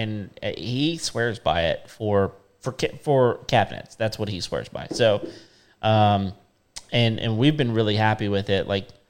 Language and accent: English; Lamesa, Texas, United States; So I grew up in La Mesa, Texas.